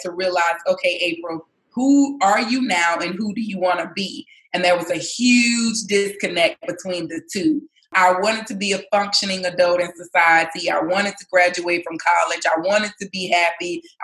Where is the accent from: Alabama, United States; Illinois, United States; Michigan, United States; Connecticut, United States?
Alabama, United States; Mobile; moved away as an adult; I'm originally from Mobile, Alabama, so Southern bred girl